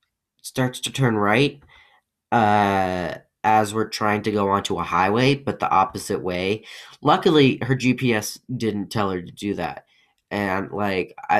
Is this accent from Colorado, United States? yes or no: yes; Colorado, United States; also born or lived in Russia; I live in Colorado. I was adopted from Russia at 2 years old